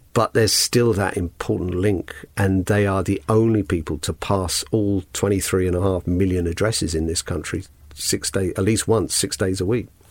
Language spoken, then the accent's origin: English; London, United Kingdom; also born or lived in Hull; Grew up in London West End, sometimes wrongly called Notting Hill.